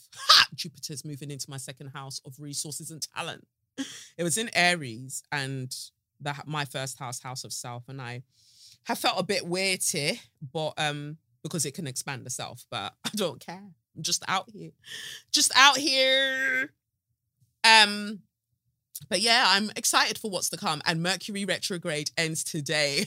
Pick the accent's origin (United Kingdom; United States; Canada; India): United Kingdom; accent: South; I'm British as fuck